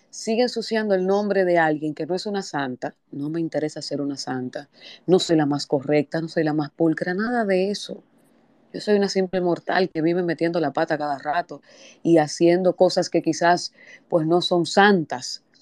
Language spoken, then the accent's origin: Spanish; San Cristóbal, Dominican Republic; yo vengo de San Cristóbal y esto no es nada político, esto es institucional.